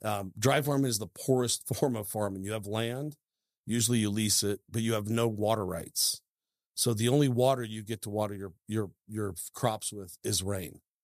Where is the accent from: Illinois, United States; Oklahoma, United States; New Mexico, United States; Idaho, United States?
Idaho, United States; also born or lived in Seattle, Washington; when people say, "Hey, where you from?" you know, if I'm out and about, I say Idaho